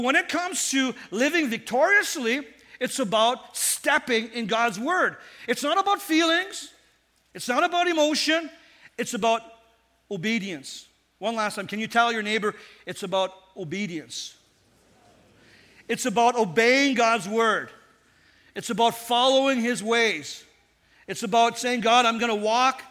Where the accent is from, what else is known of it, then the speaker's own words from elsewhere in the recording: Northern Ontario, Canada; I was raised in Northern Ontario